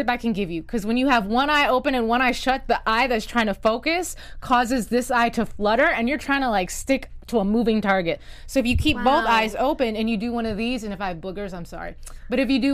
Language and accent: English; North Carolina, United States; I grew up in North Carolina